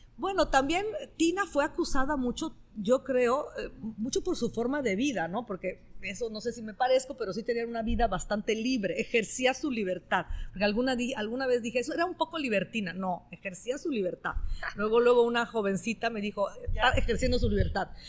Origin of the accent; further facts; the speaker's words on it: northern Italy, Italy; Spanish is a second language; now in Mexico; soy norteña de Italia, de la parte norte de Italia